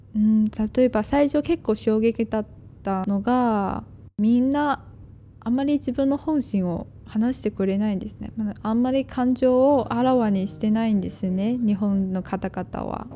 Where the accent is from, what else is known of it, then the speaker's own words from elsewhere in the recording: China; Japanese is a second language; now in Japan; 「出身はどこですか?」って聞かれると「中国です」って言って